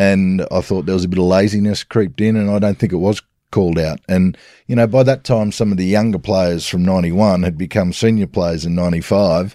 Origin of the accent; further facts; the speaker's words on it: Sydney, New South Wales, Australia; southern suburbs of Sydney, Blakehurst